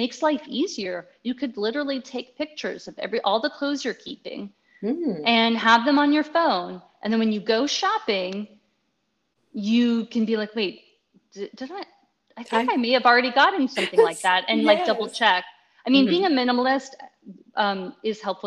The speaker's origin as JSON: {"language": "English", "town": "Washington", "region": "District of Columbia", "country": "United States", "moved": "yes", "lives_now": "Texas, United States", "said": "I'm from Washington, D.C. originally"}